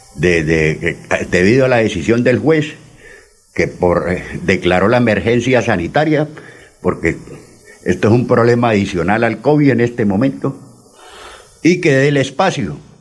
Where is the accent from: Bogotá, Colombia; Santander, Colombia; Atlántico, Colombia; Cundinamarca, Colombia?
Santander, Colombia; Barrancabermeja; moved away as an adult; also born or lived in Charalá; now in Bucaramanga, Colombia; Yo soy un ciudadano charaleño, criado en Barranca, viví 30 años allá, 15 ahora nos regresamos a mi pueblo y 10 llevo aquí en Bucaramanga